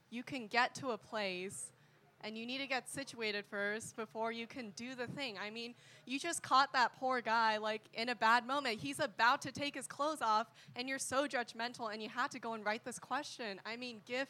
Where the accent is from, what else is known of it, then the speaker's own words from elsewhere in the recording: Southern California, United States; I'm from SoCal.